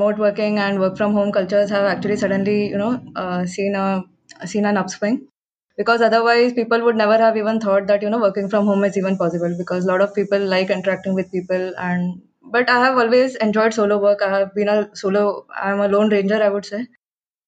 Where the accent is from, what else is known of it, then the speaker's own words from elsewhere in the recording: India; I'm definitely proud to come from this part of the world.